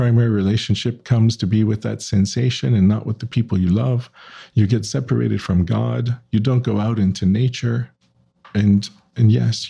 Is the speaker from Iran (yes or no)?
no; New Orleans, Louisiana, United States